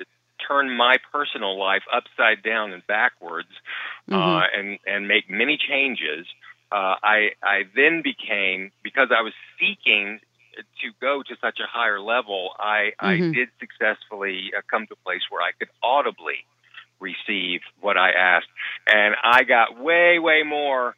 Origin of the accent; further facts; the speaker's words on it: the Bible Belt, United States; moved away; I was raised in the Bible Belt